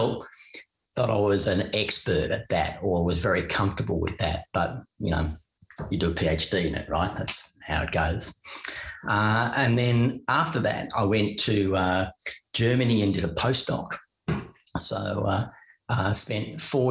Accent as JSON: {"language": "English", "town": "Melbourne", "region": "Victoria", "country": "Australia", "tie": "born or raised there", "also_born_or_lived": "United Kingdom", "moved": "as an adult", "said": "without having left my hometown, without having left Melbourne."}